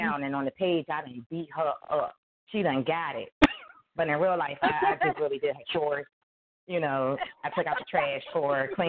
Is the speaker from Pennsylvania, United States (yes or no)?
yes; Philadelphia, Pennsylvania, United States; I am from South Philadelphia, born and raised